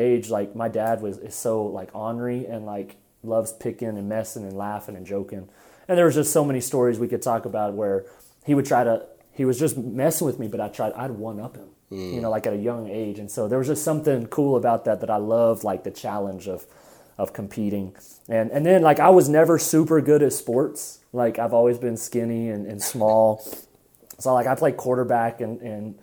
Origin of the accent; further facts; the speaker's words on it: Lubbock, Texas, United States; also born or lived in Hobbs, New Mexico / Seminole, Texas; I was born here in Lubbock